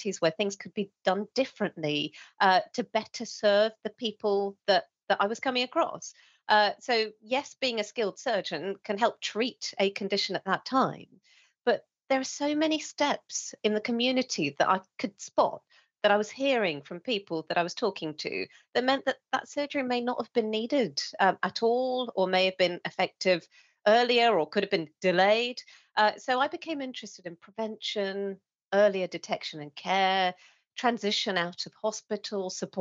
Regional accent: England, United Kingdom; a Sri Lankan woman growing up in England

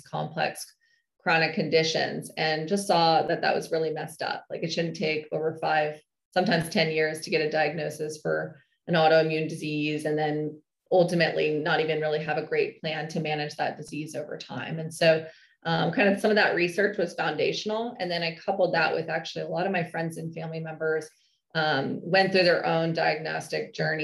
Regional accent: Northern California, United States; I hail from Northern California

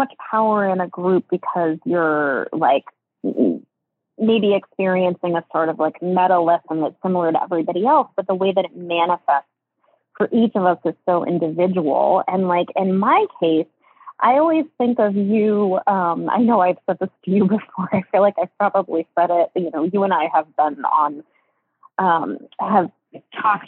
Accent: New England, United States; I was born in New England

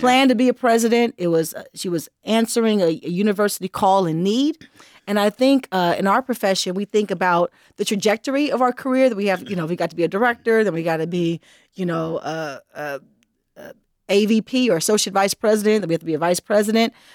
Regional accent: Los Angeles, California, United States; I hail from Los Angeles, California

